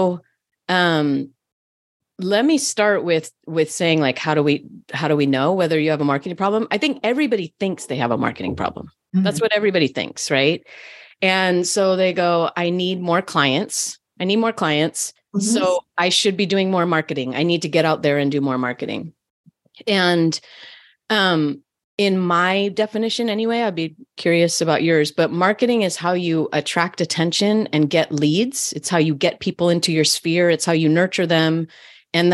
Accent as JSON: {"language": "English", "town": "Berkeley", "region": "California", "country": "United States", "tie": "born or raised there", "said": "I grew up in Berkeley, California."}